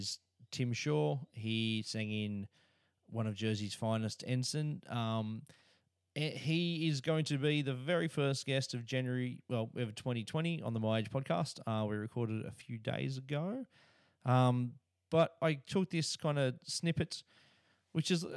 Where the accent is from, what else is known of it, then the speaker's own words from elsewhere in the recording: Australia; me as an Australian